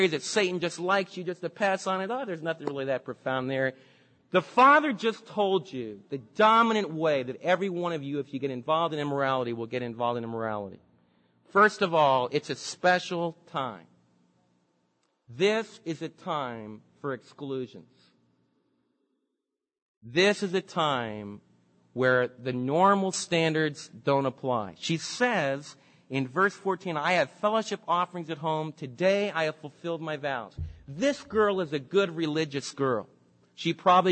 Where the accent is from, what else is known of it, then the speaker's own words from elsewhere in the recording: New York City, New York, United States; now in Dallas, United States; the lakefront where I was raised in New York City, along by the docks